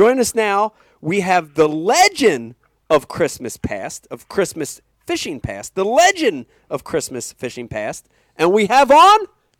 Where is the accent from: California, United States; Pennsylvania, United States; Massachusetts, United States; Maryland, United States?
Pennsylvania, United States; right outside of Philadelphia; We grew up right outside of Philadelphia.